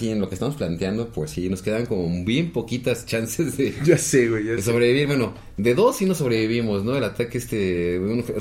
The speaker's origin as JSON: {"language": "Spanish", "town": "Toluca", "region": "State of Mexico", "country": "Mexico", "said": "Digo, este, soy choricero de Toluca."}